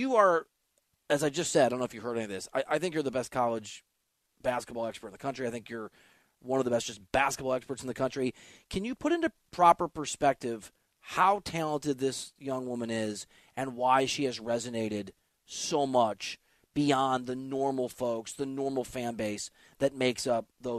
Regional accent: Iowa, United States; I'm from Iowa.

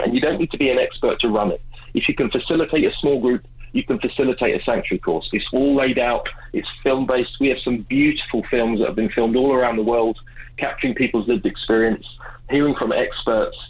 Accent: England, United Kingdom; now in Vancouver, Canada; I do live in Vancouver, um, I'm originally from England

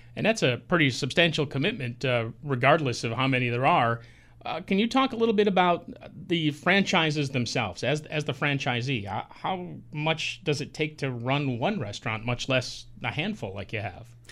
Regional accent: Medina, New York, United States; in my hometown in Orleans County, Medina, there was one right on the corner, now Rite Aid

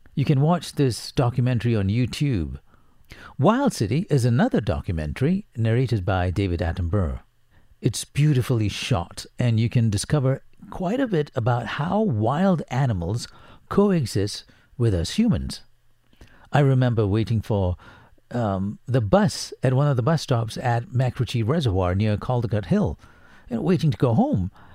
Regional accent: Singapore; Singapore blood runs through my veins as I was born in Singapore.

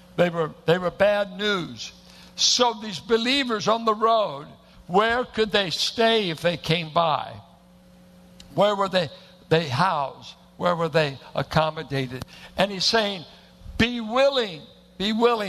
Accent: Richmond, California, United States; R&B on KDIA. And I went to a church that looked like it was planted in the hills of Oklahoma. Bunch of Arkies and Midwesterners in South Richmond

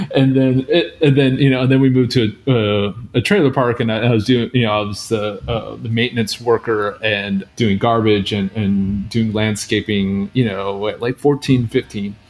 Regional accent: outside of Seattle, Washington, United States; I grew up outside of Seattle um, in a small town

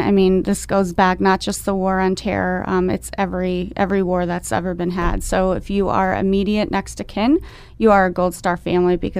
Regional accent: Tunkhannock, Pennsylvania, United States; I'm from Tunkhannock, so I've lived there for the last 25 years

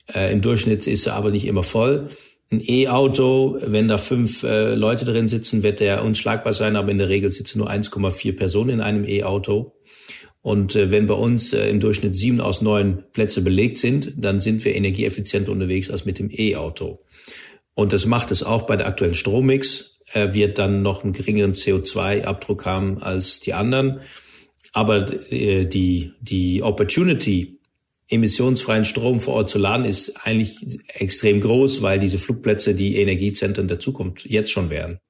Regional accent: Netherlands; German is a second language; moved away; ich bin Niederländer und bin auch aufgewachsen in einer Gegend, wo es eine luftwaffe stutzpunkt gab

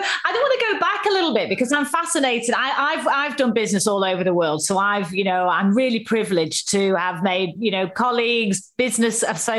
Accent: the north of England, United Kingdom; I'm a Northerner.

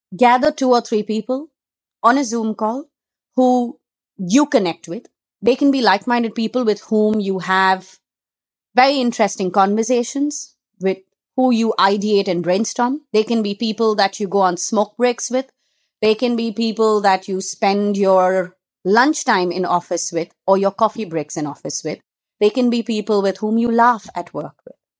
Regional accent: Mumbai, Maharashtra, India; I'm a girl who's been born and brought up in Bombay

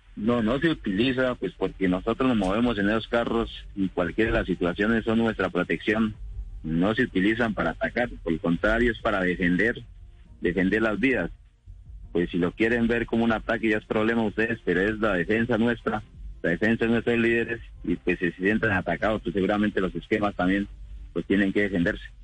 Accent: Colombia; A nosotros nos afecta como colombianos, todo porque igual somos colombianos

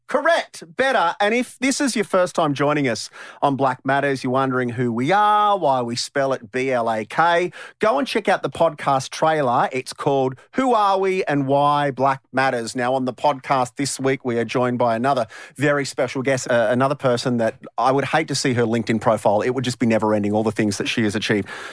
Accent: far western New South Wales, Australia; just down the road from where Teela and I grew up in in far western New South Wales

